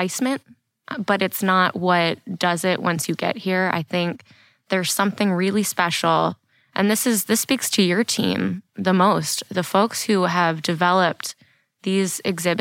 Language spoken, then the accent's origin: English; just outside D.C., Maryland, United States; also born or lived in Washington, D.C.; I am from the D.C. area. I was born in D.C. and I was raised just outside Maryland.